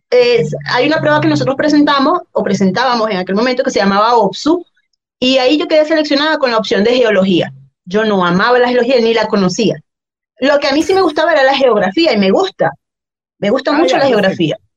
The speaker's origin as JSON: {"language": "Spanish", "town": "Guacara", "region": "Carabobo", "country": "Venezuela", "tie": "born or raised there", "also_born_or_lived": "Zulia, Venezuela", "moved": "as an adult", "lives_now": "Chile", "said": "yo soy de Valencia, de Guacara, eso es la mejor ciudad, de... no mentira, Eso es eh, en la parte central de Venezuela, cercano a la costa. Y bueno, ahí eh, viví mi, toda, casi toda mi vida, 20 años"}